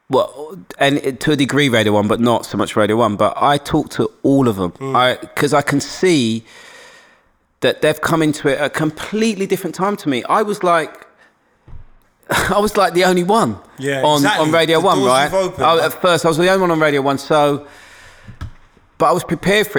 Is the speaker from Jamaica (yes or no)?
no; London, United Kingdom; accent: black Cockney Londoners; also born or lived in Forest Gate; I grew up in Hackney